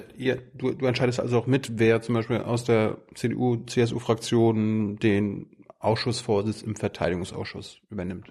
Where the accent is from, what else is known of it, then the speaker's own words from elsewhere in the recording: Malchin, Mecklenburg-Vorpommern, Germany; ich komme ja auch aus der Ecke, Malchin, Komoro